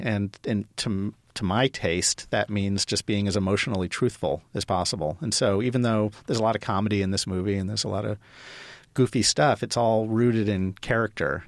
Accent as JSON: {"language": "English", "region": "Ohio", "country": "United States", "tie": "born or raised there", "also_born_or_lived": "Los Angeles", "moved": "as an adult", "said": "I grew up in Ohio, but I went to U S C undergrad, so I lived in L A for nine years"}